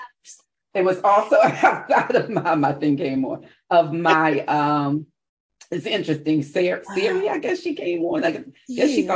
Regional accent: Philadelphia, Pennsylvania, United States; I'm from South Philly

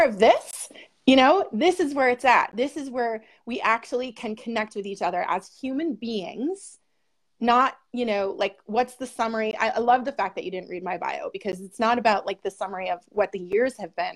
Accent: Buffalo, New York, United States; now in Seneca Falls, United States; originally in Buffalo, New York, and right now I'm in the Finger Lakes. I'm in Seneca Falls

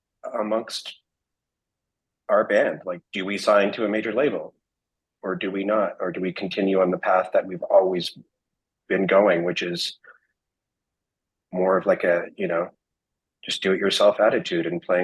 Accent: Canada; we're from Canada

